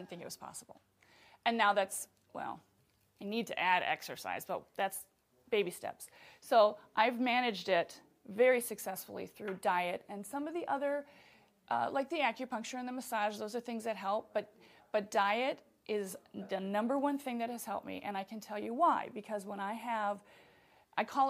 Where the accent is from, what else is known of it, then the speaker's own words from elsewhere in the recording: Wisconsin, United States; I'm from Wisconsin.